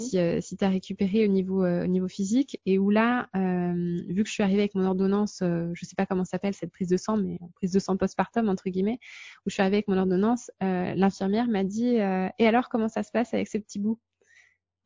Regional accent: France; now in Luxembourg; nous, en tant que Français

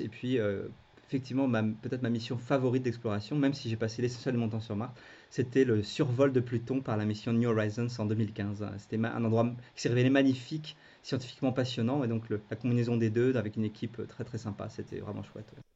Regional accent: France; quand on est français

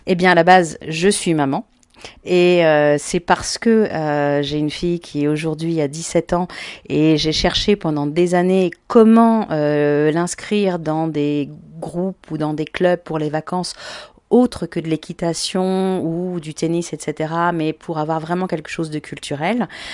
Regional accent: Paris, Île-de-France, France; je suis une vraie Parisienne de naissance, ce qui est assez rare, parce que je suis née à Paris

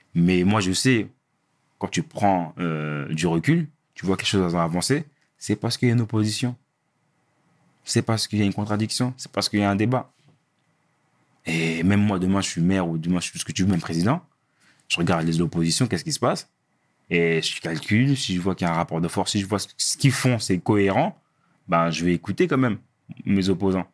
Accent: Villiers-le-Bel, Île-de-France, France; on vient de Ville-Belle

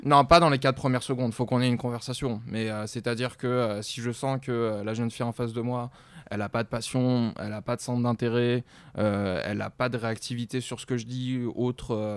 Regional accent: south of France, France; moved away as an adult; now in Paris, France; je viens du sud de la France

